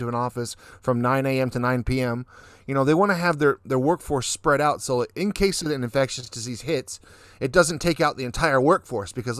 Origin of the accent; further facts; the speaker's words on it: Dallas, Texas, United States; now in Japan; I'm from Dallas